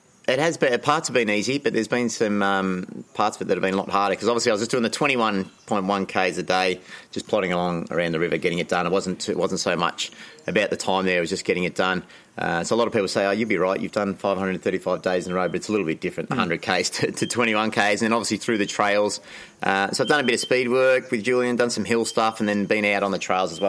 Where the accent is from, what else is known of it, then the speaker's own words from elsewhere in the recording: Anglesea, Victoria, Australia; I grew up in Anglesey